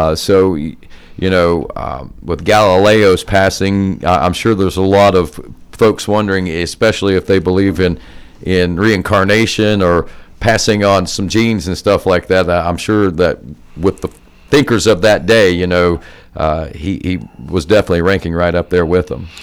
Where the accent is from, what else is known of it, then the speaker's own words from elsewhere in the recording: Jackson, United States; I grew up over in Jackson, just a few miles from where we are now